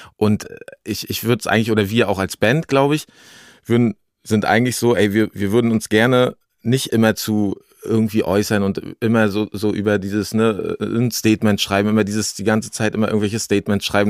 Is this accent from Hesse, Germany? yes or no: no; Greifswald, Mecklenburg-Vorpommern, Germany; bei uns in Greifswald und da hat mein Vater damals äh, uns so ein Raum-in-Raum-Konzept richtig reingebaut